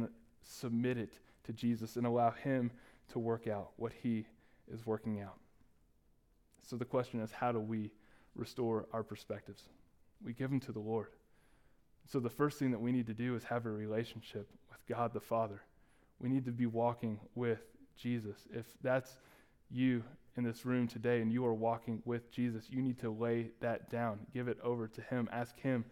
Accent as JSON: {"language": "English", "town": "Dallas", "region": "Texas", "country": "United States", "tie": "born or raised there", "moved": "yes", "said": "I ended up going to every Dallas County Community College that was available in our hometown"}